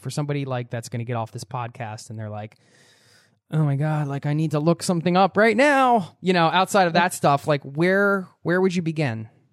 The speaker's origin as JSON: {"language": "English", "country": "United States", "said": "I'm from the States"}